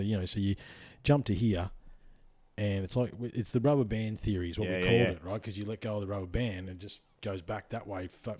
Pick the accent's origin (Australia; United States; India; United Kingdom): Australia; Victoria; But I grew up in Central Victoria. What do you think happened to a skinny kid called … in Central Victoria in the fucking 80s, mate?